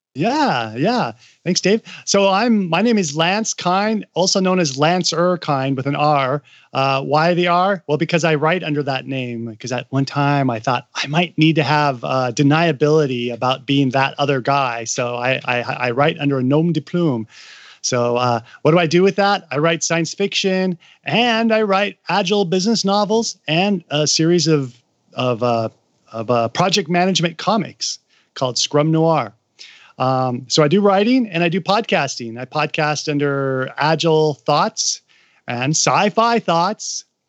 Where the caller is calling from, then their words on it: Seattle, Washington, United States; also born or lived in China; I'm calling in from Seattle. I used to live in China for six years